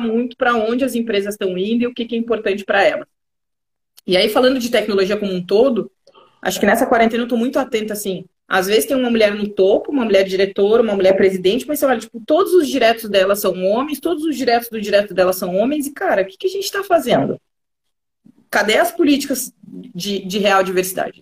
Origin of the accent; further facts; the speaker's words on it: Rio Grande do Sul, Brazil; accent: gaúcho; moved away as an adult; now in São Paulo, Brazil; eu sou gaúcha, eu vim passar minha quarentena aqui